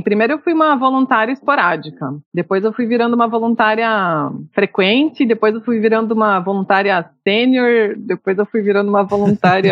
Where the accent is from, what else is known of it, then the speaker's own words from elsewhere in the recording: São José dos Pinhais, Paraná, Brazil; Eu sou de São José dos Pinhais